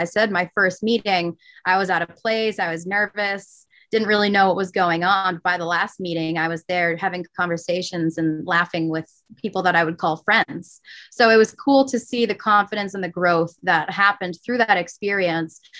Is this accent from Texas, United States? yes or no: no; Manchester, New Hampshire, United States; I grew up in Manchester, New Hampshire